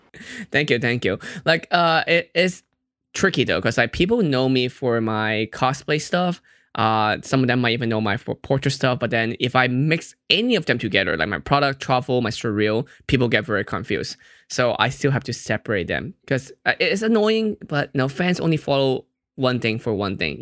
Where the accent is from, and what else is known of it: Hong Kong; moved away; also born or lived in Fremont, California